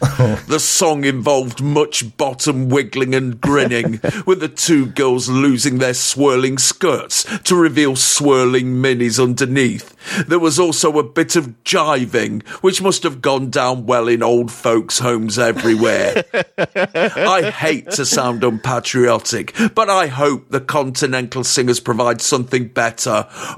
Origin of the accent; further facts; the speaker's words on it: England, United Kingdom; Because, you know, I'm English.